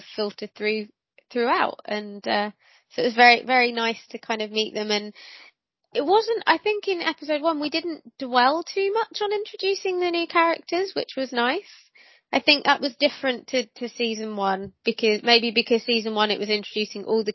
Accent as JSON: {"language": "English", "region": "England", "country": "United Kingdom", "said": "I am English"}